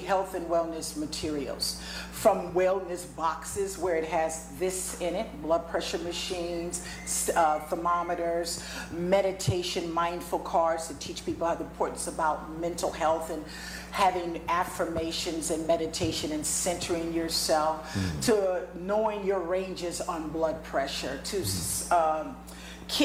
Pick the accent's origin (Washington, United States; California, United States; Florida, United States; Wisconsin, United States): California, United States; Compton; I'm originally from Compton, California, United States. All right. Born and raised. Yes, as they call it, the hood.